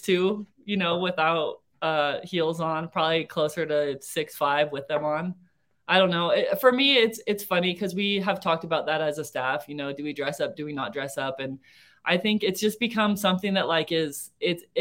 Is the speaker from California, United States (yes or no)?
yes; California, United States; now in Cedar City, United States; I'm from California, but I grew up on a cattle ranch